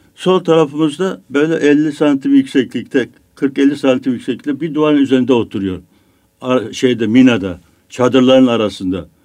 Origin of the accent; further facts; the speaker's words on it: Biga, Çanakkale, Turkey; moved away as an adult; also born or lived in Istanbul; benim memlekette, benim köyümde, Biga'da oruç tutmayanın, namaz kılmayanın, hatta içki içen kesinlikle yaşama hakkı yoktu